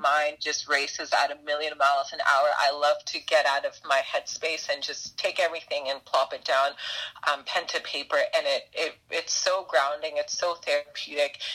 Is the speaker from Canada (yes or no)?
yes; Brampton, Ontario, Canada; I grew up in Brampton, so Peel is like my hood